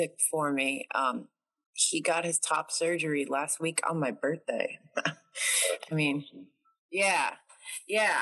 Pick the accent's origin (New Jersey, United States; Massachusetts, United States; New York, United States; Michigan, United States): New York, United States; I'm from New York